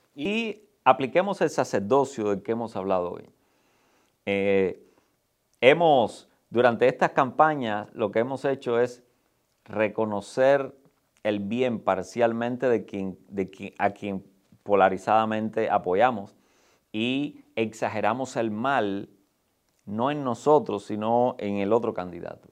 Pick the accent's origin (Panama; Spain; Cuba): Cuba; los que somos cubanos que tenemos la experiencia de vivir bajo la misma realidad por 62 años